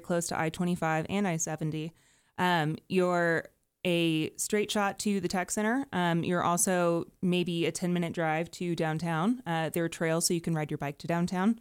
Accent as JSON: {"language": "English", "area": "Dallas-Fort Worth area", "region": "Texas", "country": "United States", "moved": "yes", "lives_now": "Denver, United States", "said": "I'm from the Dallas-Fort Worth area"}